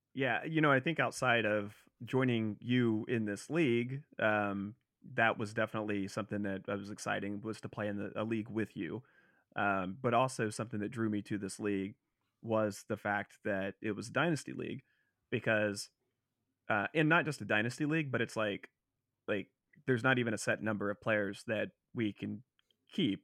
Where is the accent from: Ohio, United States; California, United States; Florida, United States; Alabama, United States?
Ohio, United States; Cincinnati; I'm from Cincinnati